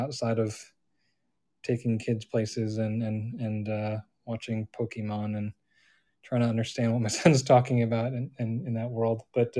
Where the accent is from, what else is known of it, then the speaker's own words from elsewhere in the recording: outside of Chicago, Illinois, United States; also born or lived in Ann Arbor, Michigan / Boca Raton, Florida / Philadelphia, Pennsylvania; now in Atlanta, United States; I grew up outside of Chicago. I attended the University of Michigan. And have worked in, let's see, I've been Boca Raton and then Philadelphia and then in Atlanta since 98.